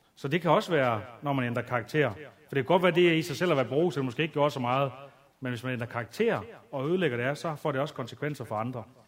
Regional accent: Aalborg, North Denmark Region, Denmark; jeg voksede op ude i noget, der hedder tooghalvfems tyve Aalborg Øst

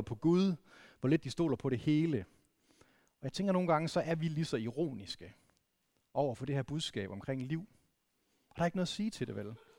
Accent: Vendsyssel, North Denmark Region, Denmark; jeg, jeg er vokset op i Vendsyssel

